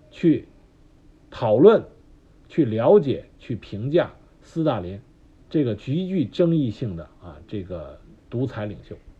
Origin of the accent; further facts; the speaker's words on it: China; 我们中国